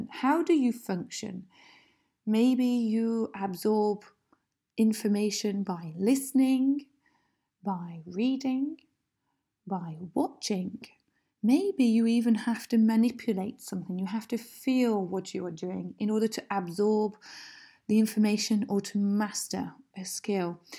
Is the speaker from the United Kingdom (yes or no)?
yes; Preston, North West England, United Kingdom; I'm originally from Manchester. Well, not quite. It's a place called Preston, in fact, just next to Manchester in the north of England.